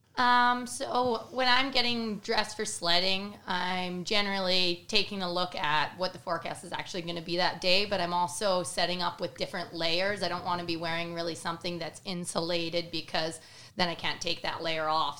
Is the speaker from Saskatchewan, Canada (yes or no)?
no; Cranbrook, British Columbia, Canada; I am from Cranbrook, British Columbia